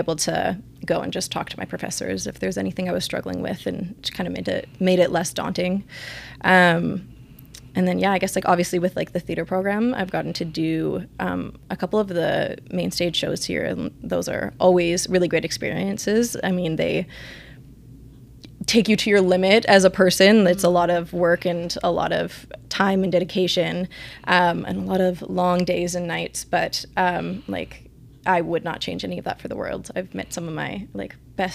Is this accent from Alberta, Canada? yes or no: yes; Spruce Grove, Alberta, Canada; I grew up in Spruce Grove